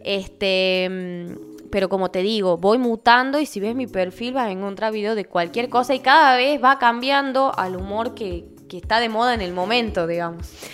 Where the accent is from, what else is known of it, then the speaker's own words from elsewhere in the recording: Tucumán, Argentina; soy tucumana